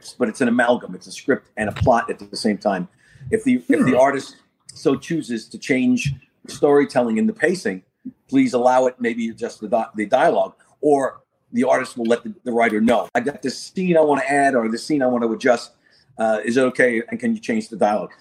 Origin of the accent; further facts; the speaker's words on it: New York City, New York, United States; I'm from Queens, New York